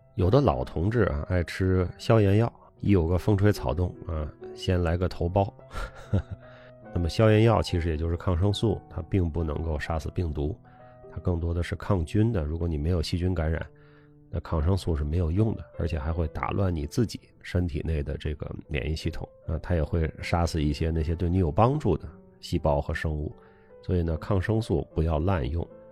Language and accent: Chinese; China; also born or lived in Beijing; 我们中国人喜欢往大了说